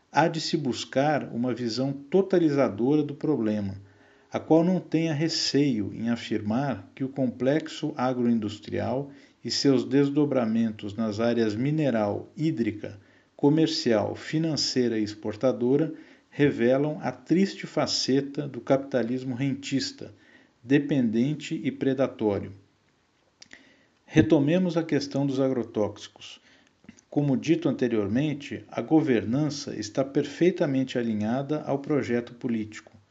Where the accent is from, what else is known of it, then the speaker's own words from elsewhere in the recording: São Paulo, Brazil; nasci em São Paulo no ano de 1977